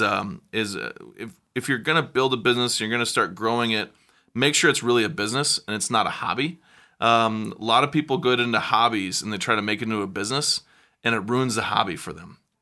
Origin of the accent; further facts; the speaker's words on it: South Dakota, United States; now in Chicago, United States; I'm a kid from South Dakota